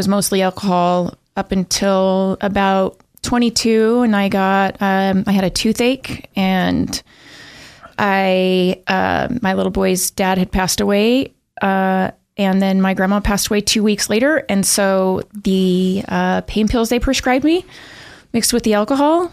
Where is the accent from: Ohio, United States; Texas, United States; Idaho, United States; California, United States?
Idaho, United States; Pocatello; now in Boise, United States; I was born and raised in Pocatello